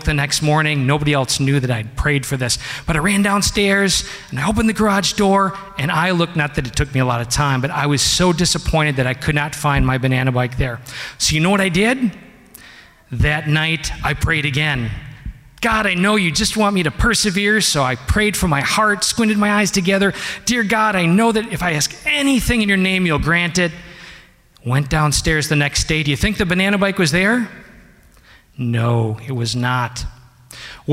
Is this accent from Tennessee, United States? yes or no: no; Wisconsin, United States; we grew up in Wisconsin, because I'm one of six boys